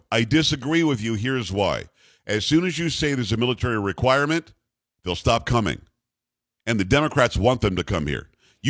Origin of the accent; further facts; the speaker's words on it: Wales, United Kingdom; I'm from Wales.